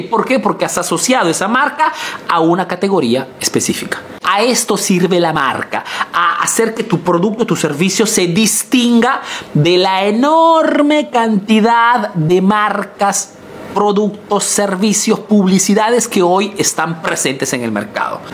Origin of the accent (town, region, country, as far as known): Peru; now in Italy